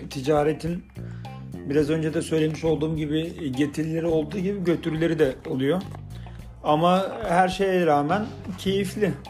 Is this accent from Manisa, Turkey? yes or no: yes; Manisa, Turkey; Manisalıyım. E, ee, 13 yaşından beri tezgahtayım.